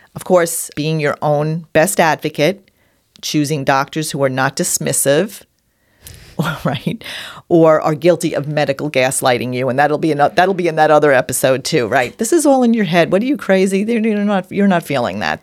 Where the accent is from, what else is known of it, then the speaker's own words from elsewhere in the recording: New York, United States; accent: New York; my New York accent.